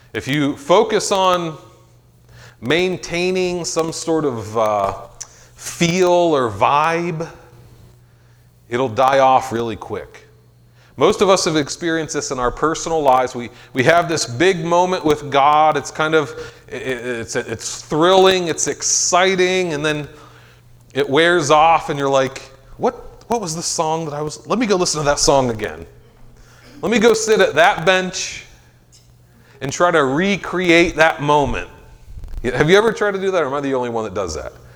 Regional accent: Meadville, Pennsylvania, United States; I'm from Meadville

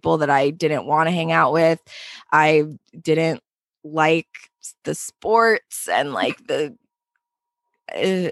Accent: Pennsylvania, United States; now in New York City, United States; growing up in Pennsylvania

